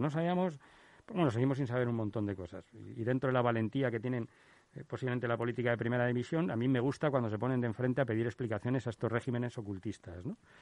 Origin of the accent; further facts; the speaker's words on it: Madrid, Community of Madrid, Spain; como ciudadano madrileño, como español